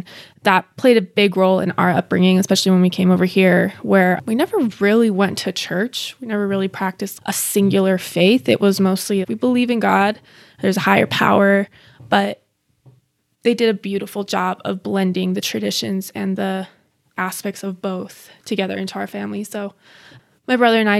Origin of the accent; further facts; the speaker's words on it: Bosnia & Herzegovina; I'm from Bosnia. Originally, Yugoslavia had Croatia, Bosnia, Serbia, Slovenia, a huge country.